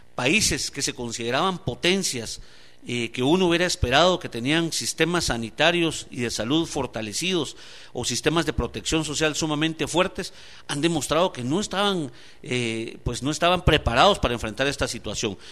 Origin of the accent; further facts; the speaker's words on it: Guatemala; Aquí somos solo un pueblo, todos somos guatemaltecos y guatemaltecas